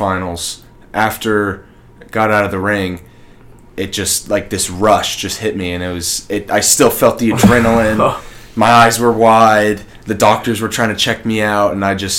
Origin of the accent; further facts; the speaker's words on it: Texas, United States; I'm from Texas